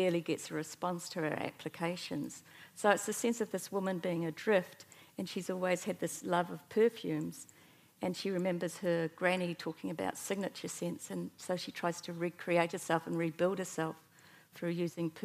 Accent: Fairlie, Canterbury, New Zealand; now in Dunedin, New Zealand; I live in Dunedin, but I grew up in the South Island and came from a very strong mountaineering and tramping family and always grew up first in Fairlie, near the Mackenzie

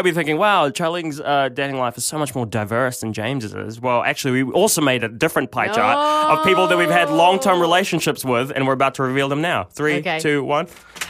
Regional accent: Philippines; now in New Zealand; And I am an immigrant from the Philippines. I am Filipino

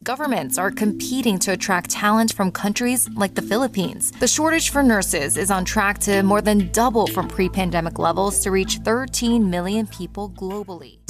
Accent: New Zealand; as a New Zealander

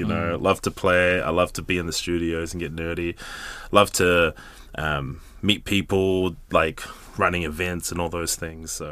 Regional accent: Gisborne, New Zealand; moved away as an adult; I'm from Gizzy, moved up here in 2010

